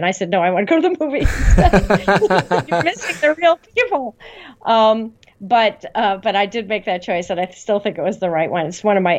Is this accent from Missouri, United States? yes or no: no; Illinois, United States; I was working for the senator from my home state of Illinois